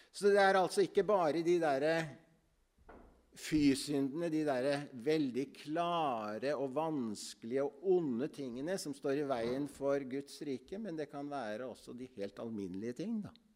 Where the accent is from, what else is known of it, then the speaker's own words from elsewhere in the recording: Ytre Enebakk, Akershus, Norway; Jeg er fra Ytre Enebakk. Jeg har vokst opp på Misjonshuset i Ytre Enebakk